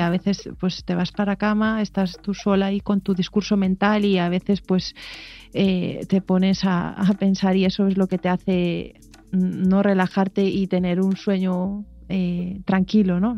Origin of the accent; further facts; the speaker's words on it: Aldán, Galicia, Spain; also born or lived in O Grove; yo gallega como soy, rodeada de, de mar, de Ogrove, de Aldán, que, yo nací en Aldán